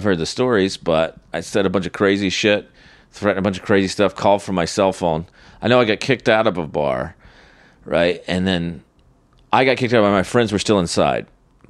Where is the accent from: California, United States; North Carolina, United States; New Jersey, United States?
North Carolina, United States; Charlotte; moved away; Charlotte, my hometown.